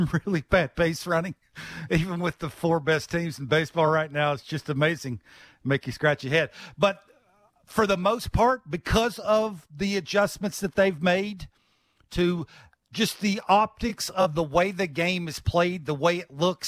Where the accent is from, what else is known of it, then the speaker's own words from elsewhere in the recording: Virginia, United States; I grew up in Virginia